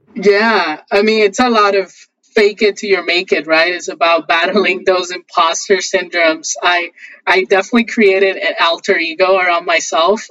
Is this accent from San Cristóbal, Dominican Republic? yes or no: yes; Haina, San Cristóbal, Dominican Republic; I was born in a small town in the Dominican Republic called Haina